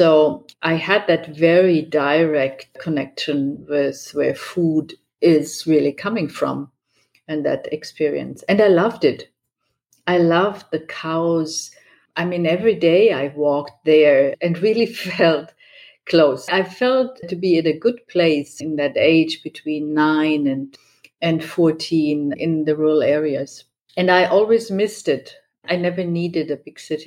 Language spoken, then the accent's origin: English; Germany; English is a second language; also born or lived in Nuremberg; now in Munich, Germany; I was born in Nuremberg, raised in another part of Germany, and then moved to Munich when I was, I think, 14, 15